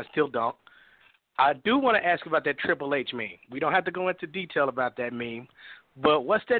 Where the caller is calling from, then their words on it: Chicago, Illinois, United States; This is …. … from Chicago.